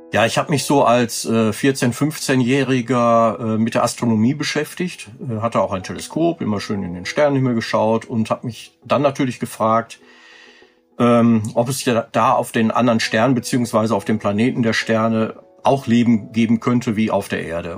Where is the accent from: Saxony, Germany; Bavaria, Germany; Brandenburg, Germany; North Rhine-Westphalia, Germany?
North Rhine-Westphalia, Germany; Lüdenscheid; gründete ich dann äh, einen Jugendclub hier bei uns in Lüdenscheid